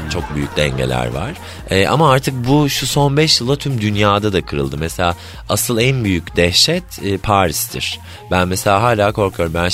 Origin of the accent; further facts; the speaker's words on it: Black Sea Region, Turkey; Bir de ben Karadenizliyim düşün.